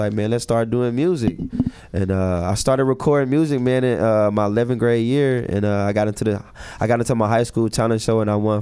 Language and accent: English; Little Rock, Arkansas, United States; Born and raised in Little Rock, Arkansas.